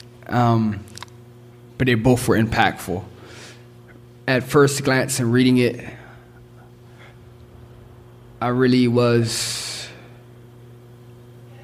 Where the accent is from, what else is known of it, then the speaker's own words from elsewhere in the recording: Philadelphia, Pennsylvania, United States; me growing up in North Philadelphia